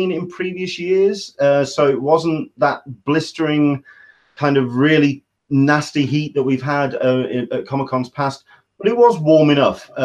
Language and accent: English; England, United Kingdom; I am your Englishman in San Diego